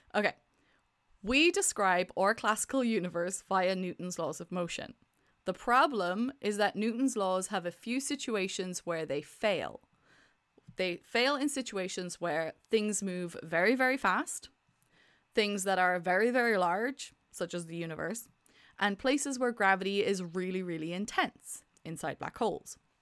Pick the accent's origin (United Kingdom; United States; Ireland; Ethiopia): Ireland; accent: Irish; I'm Irish